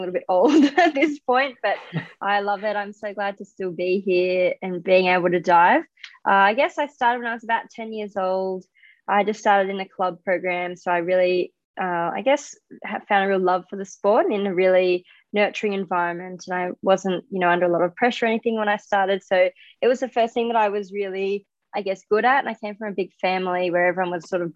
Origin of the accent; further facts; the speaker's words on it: Australia; I'm an Australian diver